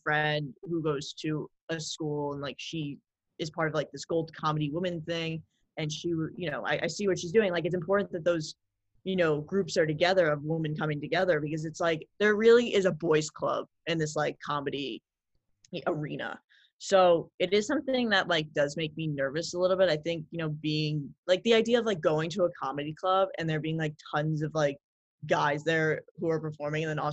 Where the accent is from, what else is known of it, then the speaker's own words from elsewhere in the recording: New York City, New York, United States; growing up in New York City